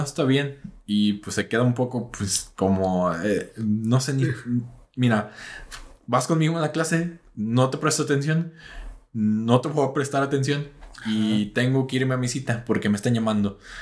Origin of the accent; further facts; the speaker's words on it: Mexico; como buenos mexicanos